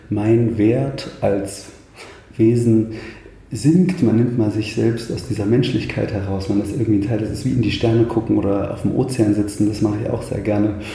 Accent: Thuringia, Germany; ich bin ein Waldkind, vielleicht das zunächst. Ich komme, ich komme aus dem Eichsfeld, aus der Mitte Thürings, ähm, beziehungsweise aus dem Norden Thürings, Mitte Deutschlands

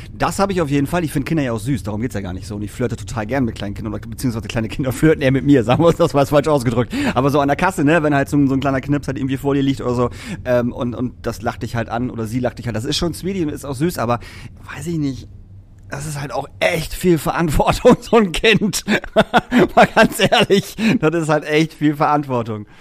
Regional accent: Lingen, Lower Saxony, Germany; now in Hamburg, Germany; in meiner alten Heimat in Lingen.

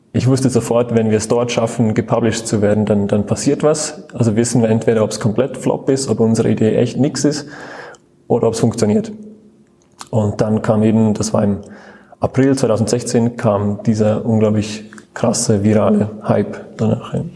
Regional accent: Switzerland; now in Munich, Germany; ich komme ursprünglich aus der Schweiz

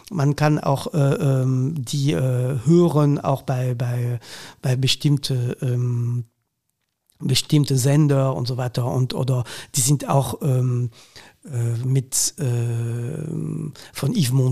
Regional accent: Hauts-de-France, France; German is a second language; das ist, das ist einfach so, also ähm, das ist meine Heimat eigentlich. Ja. Das habe ich, ähm, äh, also mein Vater hat Sti gesprochen.

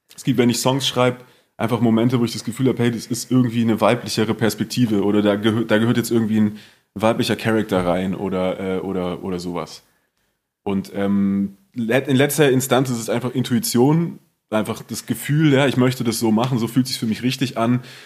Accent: Southern Germany, Germany; unser süddeutsches Kaff

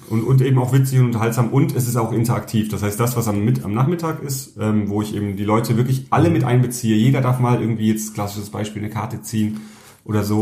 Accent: Southern Germany, Germany; ich komme ja ursprünglich aus Süddeutschland

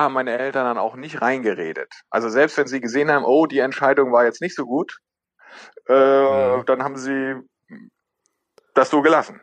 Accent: Northern Germany, Germany; moved away as an adult; also born or lived in Tübingen; now in Schwerin, Germany; wir kommen ja beide aus dem Norden

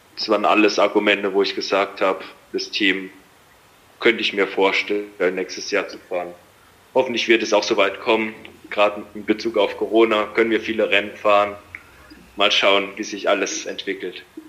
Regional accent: Landau, Rhineland-Palatinate, Germany; ich komme aus der Pfalz in der Nähe von Landau

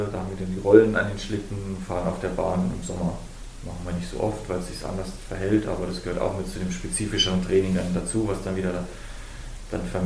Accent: Oberhof, Thuringia, Germany; Ich bin halt Oberhofer, bin Thüringer und das Bundesland hat mich auch groß gemacht.

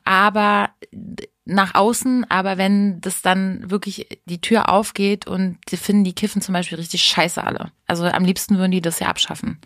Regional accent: Hameln, Lower Saxony, Germany; bei uns in Hameln

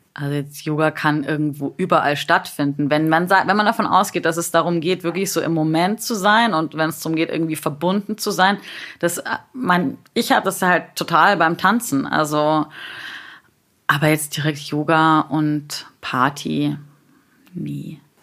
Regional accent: Bavaria, Germany; now in Berlin, Germany; ich bin aus Bayern

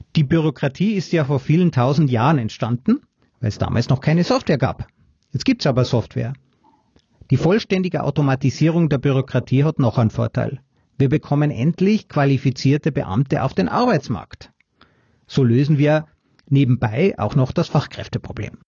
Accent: Austria; bei uns in Österreich

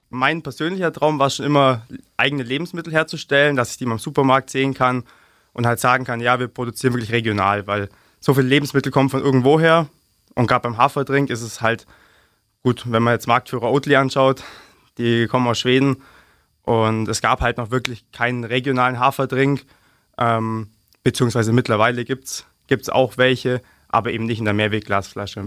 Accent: Augsburg, Bavaria, Germany; Ich persönlich bin aus Lechhausen

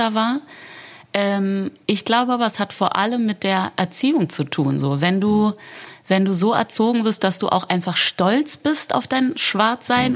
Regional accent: Berlin, Germany; bin ich sehr wohlbehütet in Berlin-Charlottenburg aufgewachsen

